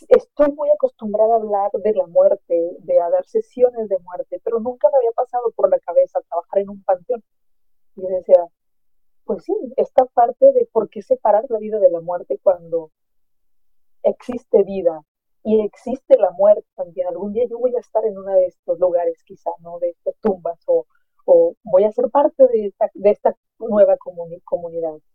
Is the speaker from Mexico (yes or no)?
yes; Mexico; Yo soy de México y en México celebramos a nuestros muertos el 2 de noviembre